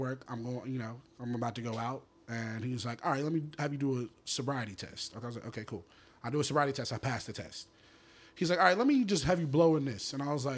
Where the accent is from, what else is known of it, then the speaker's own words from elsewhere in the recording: Atlanta, Georgia, United States; I'm from Atlanta, from my job in Atlanta